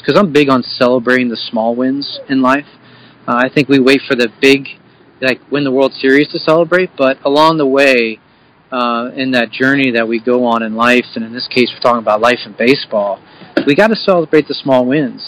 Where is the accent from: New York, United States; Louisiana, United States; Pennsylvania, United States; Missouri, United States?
Pennsylvania, United States; Bucks County; I'm from Bucks County originally, uh, from uh, and we live in Yardley, so we don't live too far away